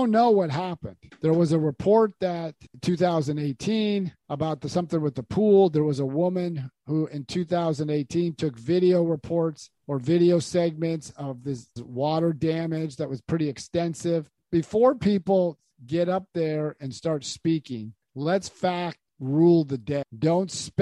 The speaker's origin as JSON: {"language": "English", "country": "United States", "tie": "born or raised there", "said": "I was born in America"}